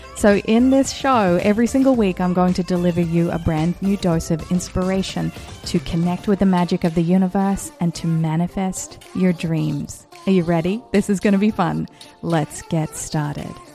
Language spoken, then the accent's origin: English; Australia; now in The Hamptons, United States; growing up in Australia